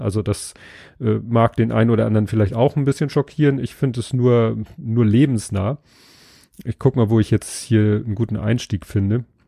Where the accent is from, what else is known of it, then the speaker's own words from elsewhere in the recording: Hamburg, Germany; Ich bin ja Hamburger